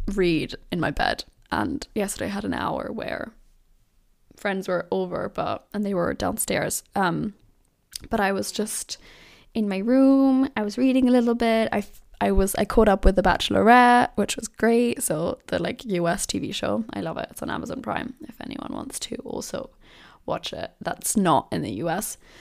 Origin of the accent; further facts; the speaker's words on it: Germany; moved away as an adult; now in London, United Kingdom; me growing up in Germany